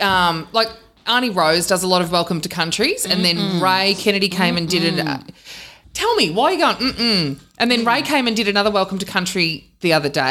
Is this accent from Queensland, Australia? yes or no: no; Swan Hill, Victoria, Australia; I didn't grow up in Robinvale. I grew up in Swan Hill.